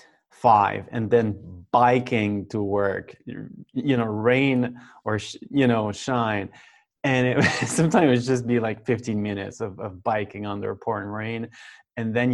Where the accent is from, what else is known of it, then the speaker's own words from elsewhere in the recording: Saint-Patrice-de-Beaurivage, Quebec, Canada; now in Quebec City, Canada; Right now I'm from Saint-Patrice de Beau-Rivage. That's a very small town, village, about an hour away from here. So that's where I grew up.